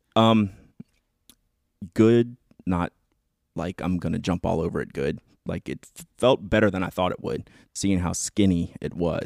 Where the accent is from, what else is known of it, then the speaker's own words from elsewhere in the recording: Atlanta, Georgia, United States; This is, like, my home show. It's my hometown